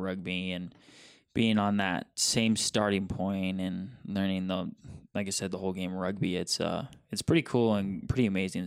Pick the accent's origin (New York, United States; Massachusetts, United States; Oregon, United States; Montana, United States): Montana, United States; Billings; I'm a Montana kid, born and raised in Billings, Montana.